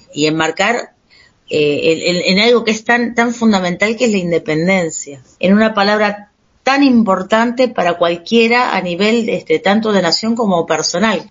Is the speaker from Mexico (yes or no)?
no; Argentina; yo soy argentino